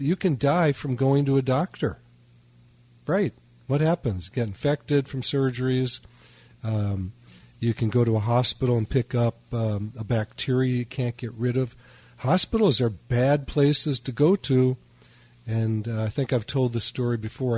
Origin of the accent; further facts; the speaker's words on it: Chicago, Illinois, United States; I was raised in Chicago